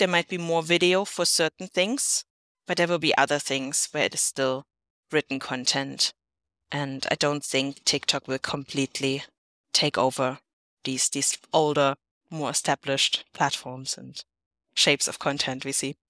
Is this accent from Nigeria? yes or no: no; Germany; not my home country, Germany